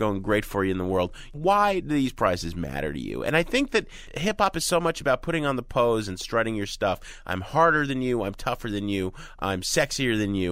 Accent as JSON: {"language": "English", "town": "Chicago", "region": "Illinois", "country": "United States", "said": "we're from Chicago"}